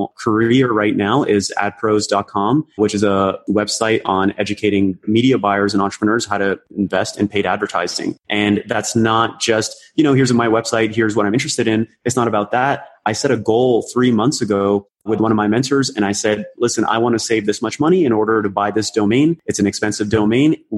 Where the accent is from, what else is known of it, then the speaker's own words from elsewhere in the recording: Toronto, Ontario, Canada; also born or lived in Karachi, Pakistan; I came to Canada, specifically in Toronto, when I was 7